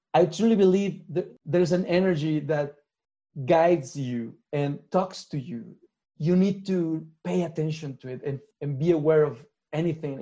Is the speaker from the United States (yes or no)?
no; Mexico; I'm from Mexico